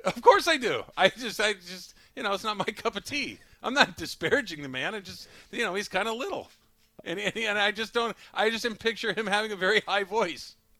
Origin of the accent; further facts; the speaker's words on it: Arcadia, California, United States; growing up in Arcadia